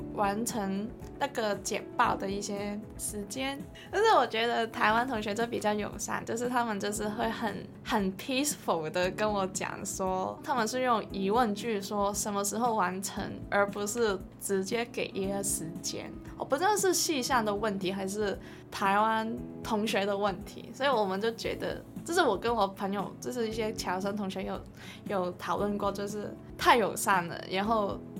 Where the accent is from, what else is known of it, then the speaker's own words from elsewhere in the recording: Hong Kong; moved away as an adult; now in Kaohsiung, Taiwan; 身为一个香港人